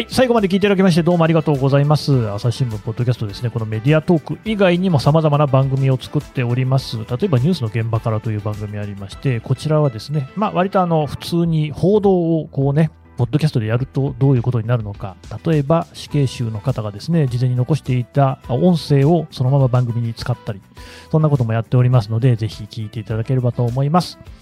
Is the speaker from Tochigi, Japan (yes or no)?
no; Aichi, Japan; moved away; 地元は愛知県なんで